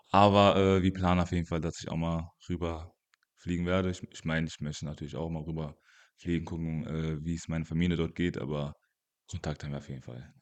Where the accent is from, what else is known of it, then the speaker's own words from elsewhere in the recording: Mainz, Rhineland-Palatinate, Germany; also born or lived in Congo; ich bin in Kongo geboren, äh, bin aber auch sehr früh nach Mainz gezogen mit meinen Eltern